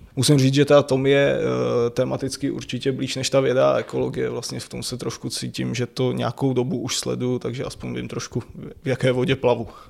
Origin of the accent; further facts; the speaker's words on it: Rokycany, Plzeň Region, Czechia; now in Prague, Czech Republic; odkud pocházím, říkal, že jsem z Rokycan